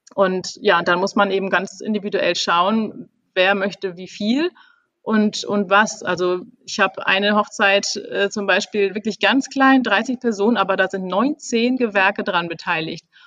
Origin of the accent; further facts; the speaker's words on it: Kiel, Schleswig-Holstein, Germany; moved away as an adult; now in Hamburg, Germany; ich komme eigentlich aus Kiel